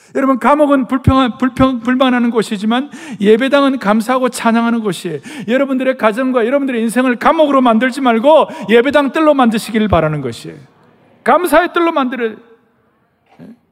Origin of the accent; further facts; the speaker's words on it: South Korea; 우리 한국 사람들